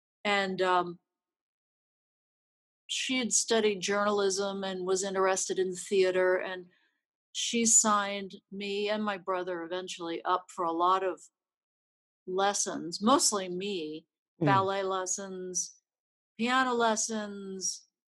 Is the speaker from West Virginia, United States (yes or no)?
yes; Charleston, West Virginia, United States; now in Los Angeles, United States; this valley I grew up in, the Kanawha Valley in Charleston, West Virginia, there were about, I guess, 86,000 people there at the time.